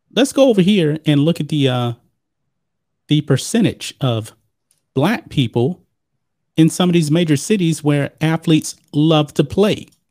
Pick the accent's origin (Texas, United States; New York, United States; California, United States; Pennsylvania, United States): Texas, United States; I'm a Texan